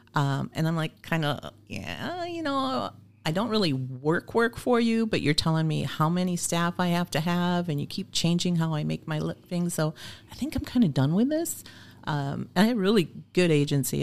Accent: Oshkosh, Wisconsin, United States; moved away as an adult; also born or lived in Fond du Lac / Green Bay / Phoenix; Oshkosh is my hometown.

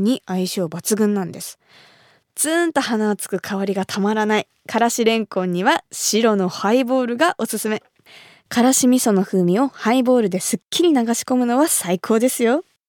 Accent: Kumamoto, Japan; moved away; 私が生まれ育った熊本

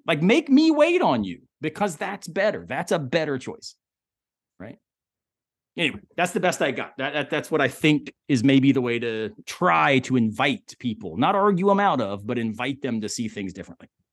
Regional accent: the South, United States; I'm born and raised in the South

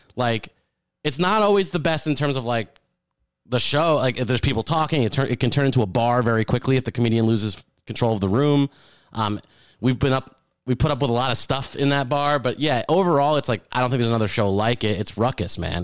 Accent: Keyport, New Jersey, United States; moved away; I grew up near Keyport

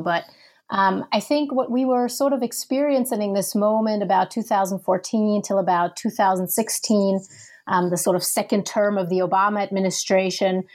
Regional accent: Germany; moved away as an adult; also born or lived in Minneapolis, United States; I'm originally from Germany

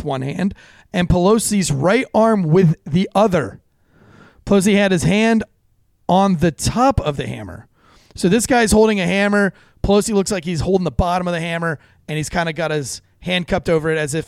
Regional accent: North Carolina, United States; I'm from North Carolina

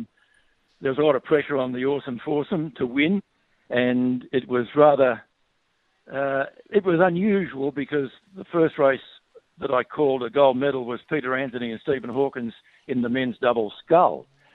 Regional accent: Warragul, Victoria, Australia; How long did I spend there? Probably too long.

